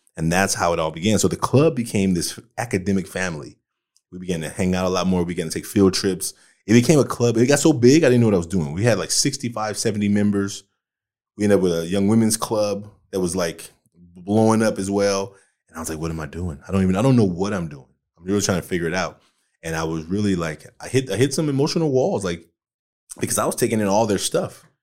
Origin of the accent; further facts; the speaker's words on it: Oakland, California, United States; I grew up in Oakland